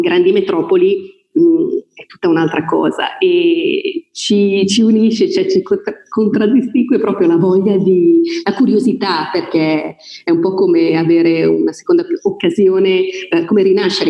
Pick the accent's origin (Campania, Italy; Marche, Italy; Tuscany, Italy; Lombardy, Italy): Lombardy, Italy; Voghera; moved away; also born or lived in Milan / Brescia; io sono di Voghera, non so se l'ho detto inizialmente, provincia di Pavia